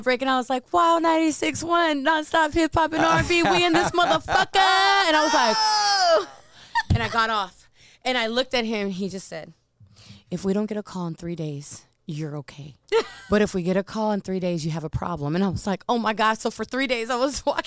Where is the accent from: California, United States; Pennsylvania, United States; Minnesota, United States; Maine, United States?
California, United States; Compton; also born or lived in Los Angeles, California / Las Vegas, Nevada; I'm from Southern Cali. Like, I have family, I have friends.